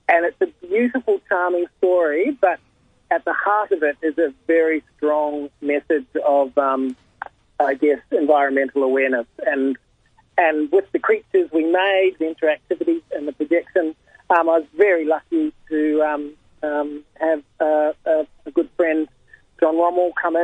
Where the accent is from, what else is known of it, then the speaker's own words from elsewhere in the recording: New Zealand; now in Australia; me being originally a New Zealander